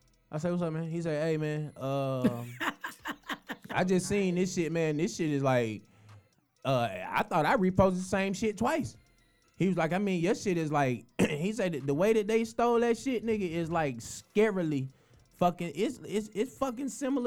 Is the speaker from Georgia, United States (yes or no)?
yes; Atlanta, Georgia, United States; I'm from Atlanta